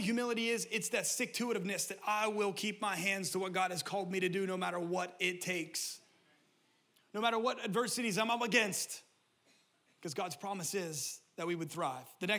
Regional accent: Pennsylvania, United States; now in California, United States; The people that I grew up in Pennsylvania

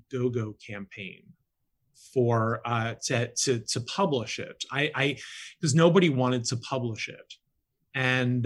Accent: Florida, United States; moved away; I'm originally from Florida

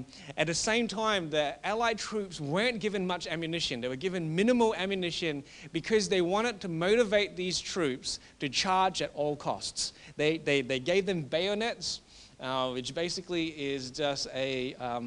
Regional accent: Australia; being an Australian

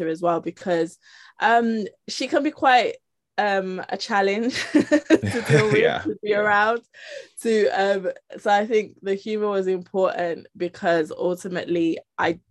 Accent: Birmingham, West Midlands, United Kingdom; moved away as an adult; also born or lived in Peckham, London

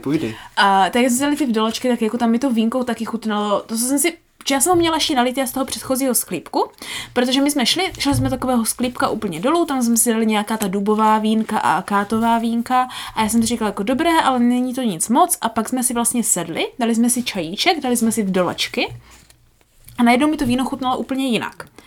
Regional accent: Moravia, Czechia; jako správní Moraváci

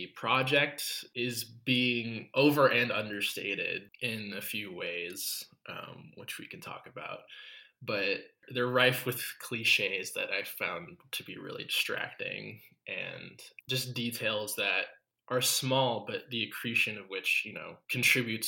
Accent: United States; as an American

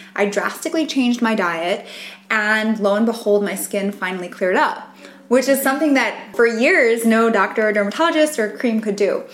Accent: New York, United States; I grew up in New York

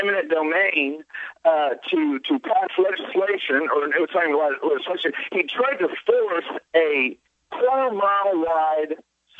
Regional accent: Texas, United States; now in Washington, D.C., United States; I'm from Texas

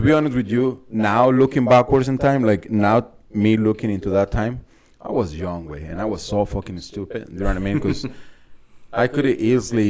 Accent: San Luis Potosí, Mexico; English is a second language; moved away as an adult; now in United States; I was born in San Luis Potosí, Mexico

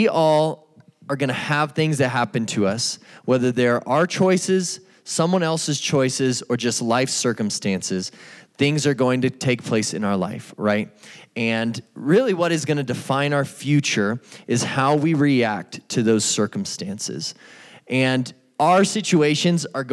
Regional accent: Albuquerque, New Mexico, United States; I grew up in Albuquerque, New Mexico, right over here in the East Mountains.

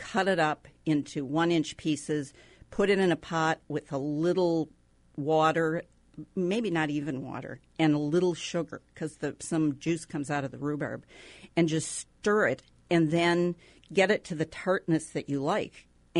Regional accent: Minnesota, United States; moved away; I grew up in Minnesota

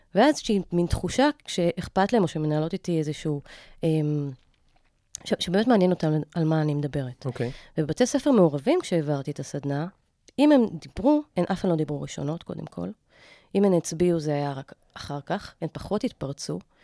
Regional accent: Ra'anana, Central District, Israel; moved away; גדלתי ברעננה רוב חיי

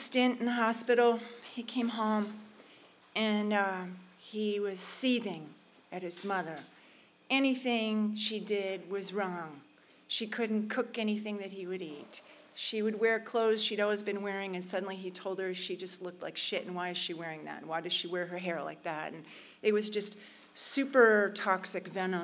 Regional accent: New York City, New York, United States; I'm from New York City

